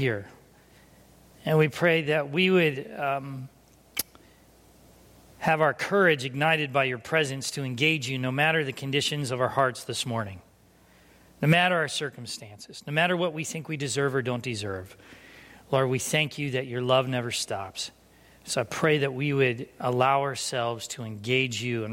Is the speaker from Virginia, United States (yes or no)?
no; San Diego, California, United States; also born or lived in Winona, Minnesota; I'm from San Diego.